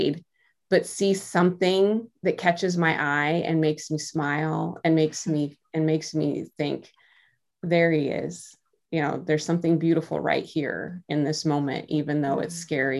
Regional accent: Midwest, United States; now in Iowa, United States; I grew up I'm from the Midwest. I'm in Iowa

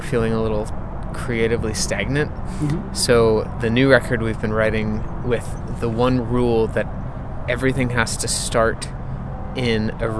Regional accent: Colorado, United States; moved away; also born or lived in Boston; I'm from Colorado

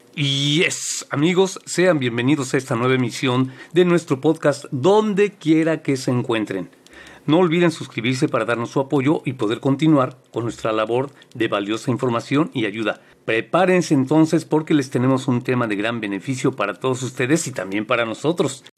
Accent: Mexico; now in United States; soy mexicano viviendo en Estados Unidos

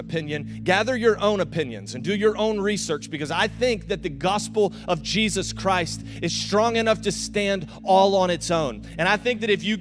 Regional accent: the South, United States; accent: Southern; now in St. Augustine, United States; I'm from the South

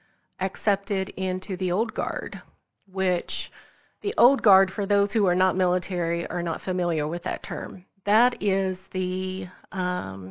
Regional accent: Southeast Missouri, United States; moved away as an adult; I'm originally from Southeast Missouri

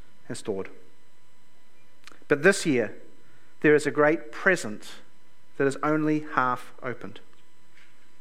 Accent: Lower Hutt, Wellington, New Zealand; also born or lived in Toronto; I grew up here in Lower Hutt.

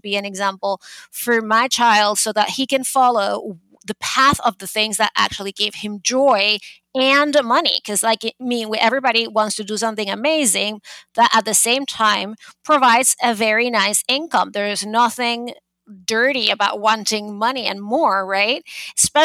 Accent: Venezuela; also born or lived in Boston, United States; now in New York City, United States; I am originally from Venezuela, but I have been in New York for 22 years

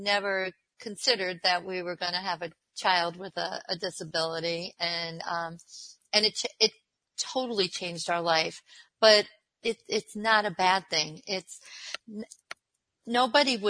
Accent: Long Island, New York, United States; moved away as an adult; also born or lived in Miami, United States; now in Buffalo, United States; I'm originally from Long Island

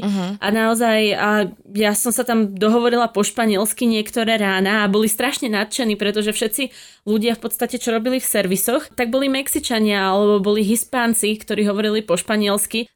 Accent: Slovakia; sme tak Slováci

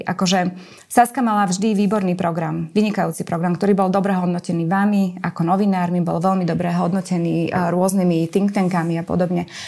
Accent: Slovakia; moved away; keď ste zo Slovenska

